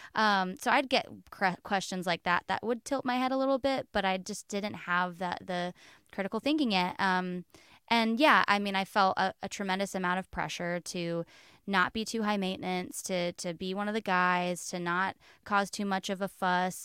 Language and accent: English; West Palm Beach, Florida, United States; I grew up in West Palm Beach, Florida.